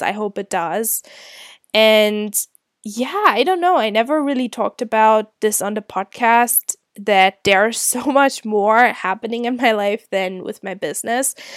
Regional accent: Germany; moved away as an adult; also born or lived in Scotland; I'm originally from Germany.

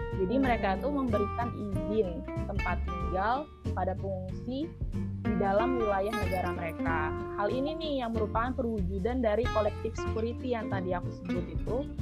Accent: Lampung, Indonesia; now in Jakarta, Indonesia; Aku asalnya dari Lampung, tapi sekarang berdomisili di Jakarta

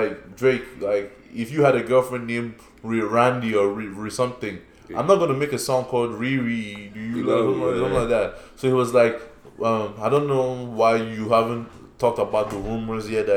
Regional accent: Nigeria; accent: Nigerian; I still have my Nigerian accent

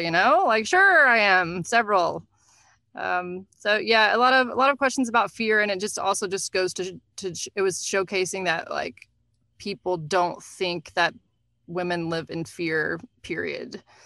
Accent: Nashville, Tennessee, United States; moved away; also born or lived in New York; I'm from Nashville originally

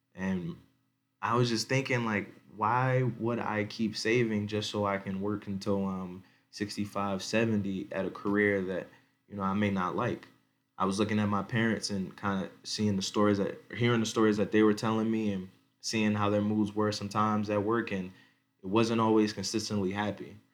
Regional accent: Baltimore County, Maryland, United States; moved away as an adult; now in Denver, United States; I'm born and raised in Baltimore County, in Maryland. I live right now in Denver, Colorado.

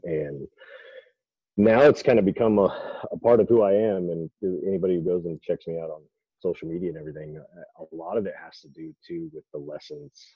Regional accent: Idaho, United States; I grew up in Idaho where bodybuilding.com was founded

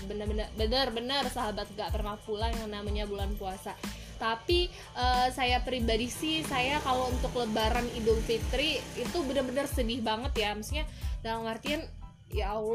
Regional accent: Muara Dua, South Sumatra, Indonesia; Baik, di sini memang saya perantau ya. Saya berasal dari Sumatera Selatan yang cukup jauh. Ada yang tahu Muara Dua?

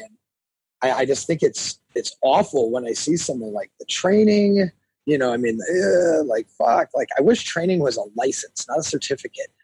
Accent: Milwaukee, Wisconsin, United States; I grew up in Milwaukee, Wisconsin.

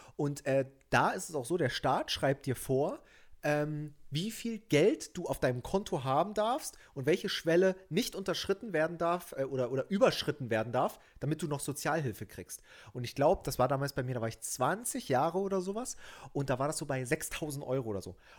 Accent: Germany; bin ich ein richtiger Deutscher

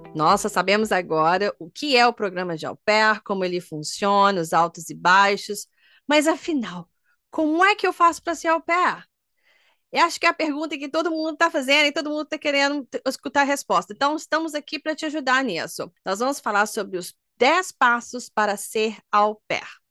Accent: Minas Gerais, Brazil; moved away as an adult; also born or lived in Germany; eu sou de Minas

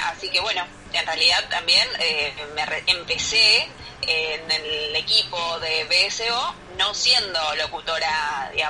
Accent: Mar del Plata, Buenos Aires Province, Argentina; vos bien dijiste que soy de acá de Mar del Plata, de La Feliz

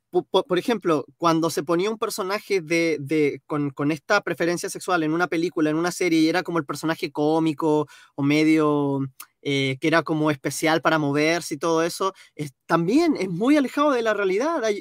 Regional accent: Chile; No, a ver, yo soy chileno, yo soy moreno, yo soy eh, creyente

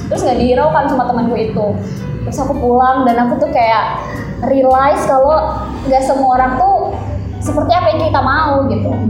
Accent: Kalimantan, Indonesia; aku dari Kalimantan jauh banget gitu major aku juga nggak sesuai sama tema yang udah ada

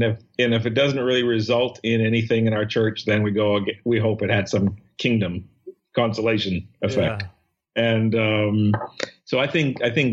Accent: Saskatchewan, Canada; moved away as an adult; now in Toronto, Canada; my past memory of growing up in Saskatchewan

